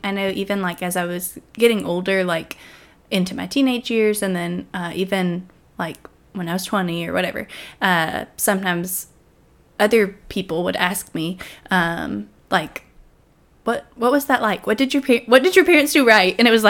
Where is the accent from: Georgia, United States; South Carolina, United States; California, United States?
Georgia, United States; also born or lived in Alabama; So I was born in Alabama and was there until I was 8. And then when I was 8, we moved here to Georgia, to Oakland Heights.